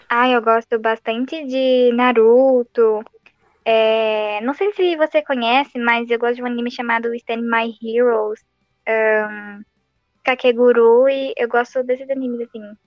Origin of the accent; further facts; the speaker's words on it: Santo André, São Paulo, Brazil; Eu sou de Santo André.